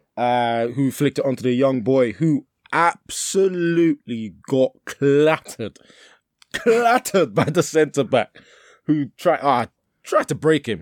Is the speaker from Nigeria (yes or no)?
yes; Nigeria; as a Nigerian